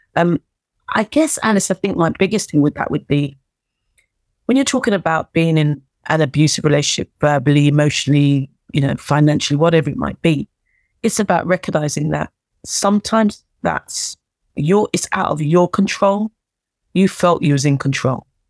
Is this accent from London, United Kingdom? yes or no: yes; Wembley, London, United Kingdom; I'm a girl from Wembley who came from a working class background